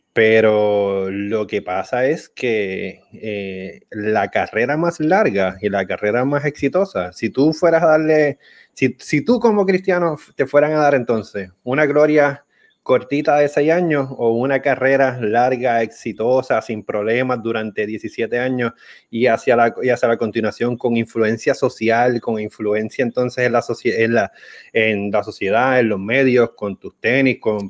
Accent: Arecibo, Puerto Rico; soy de Arecibo

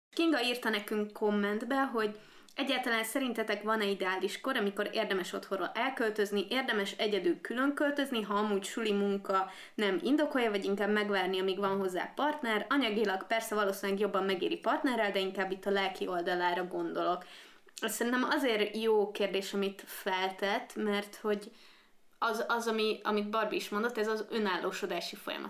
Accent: Székesfehérvár, Fejér, Hungary; moved away as an adult; now in Budapest, Hungary; én Székesfehérvári vagyok

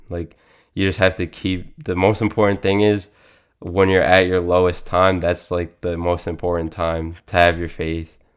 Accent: Suffolk County, Long Island, New York, United States; I grew up in Suffolk County, Long Island

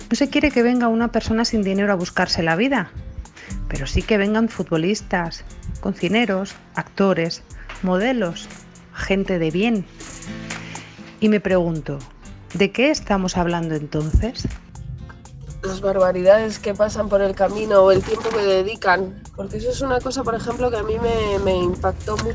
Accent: Spain; now in London, United Kingdom; yo mismo soy un inmigrante, yo inmigré desde España a Londres

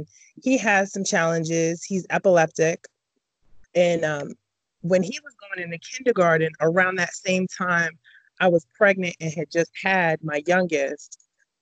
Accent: Boston, Massachusetts, United States; now in Raleigh, United States; Born and raised in Boston, but I live now in North Carolina in Raleigh

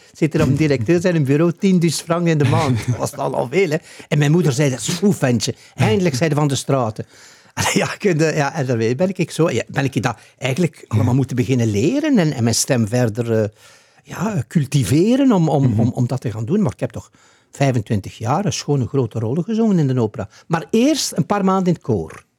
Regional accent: Ghent, Flanders, Belgium; moved away as an adult; also born or lived in De Haan; als Gentenaar

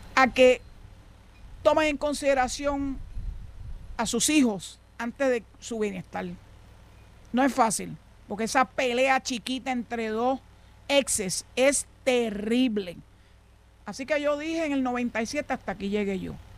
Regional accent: San Juan, Puerto Rico; also born or lived in western Puerto Rico; now in western area, Puerto Rico; allá en el doctor donde yo nací en la Parada 20 en Santurce

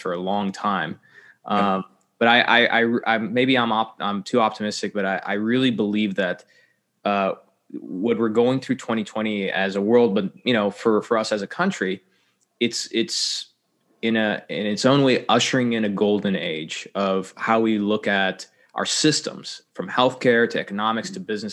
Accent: United States; being an American

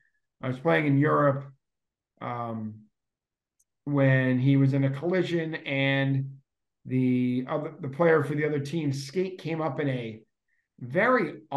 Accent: Winchester, Massachusetts, United States; longtime Bruin and resident of my hometown, Ed Sanford

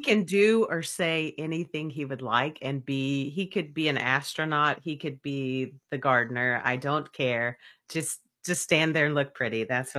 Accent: the South, United States; accent: Southern; like my Southern accent versus a British accent versus any other accent.

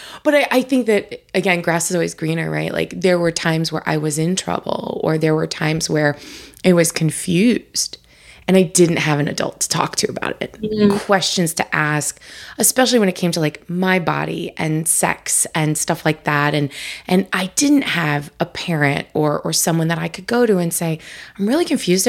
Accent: Long Island, New York, United States; I was born and raised on Long Island

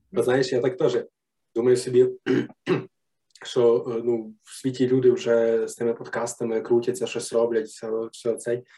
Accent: Ivano-Frankivsk Oblast, Ukraine; я е, з Франківської області, і ми ну тоді ще був Галицький район

